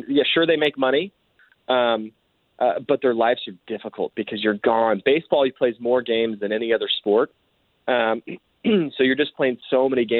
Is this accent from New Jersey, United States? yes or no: no; Southern California, United States; now in Oregon, United States; I grew up in Southern California, far away from snow